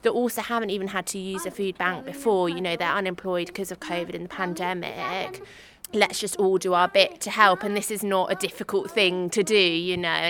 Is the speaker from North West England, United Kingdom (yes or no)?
no; Cambridge, East of England, United Kingdom; I grew up in Cambridge